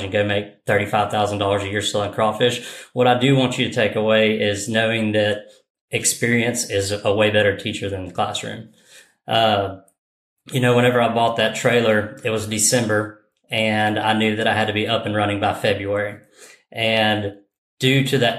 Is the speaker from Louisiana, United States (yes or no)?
yes; Louisiana, United States; born or raised there